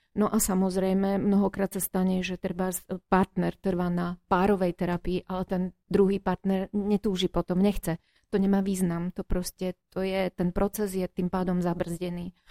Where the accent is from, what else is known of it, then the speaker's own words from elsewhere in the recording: Prešov, Prešov Region, Slovakia; Ja som rodený Prešovčan. Vždy som tu vyrastala, aj som tu študovala, aj tu žijem.